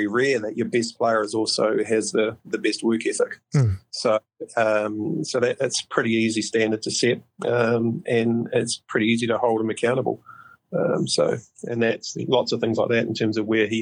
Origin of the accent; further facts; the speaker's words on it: Porirua, Wellington, New Zealand; moved away; I grew up in Porirua